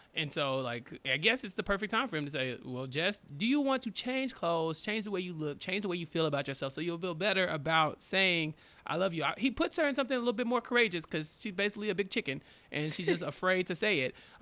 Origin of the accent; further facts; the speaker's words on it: Texas, United States; I'm from Texas.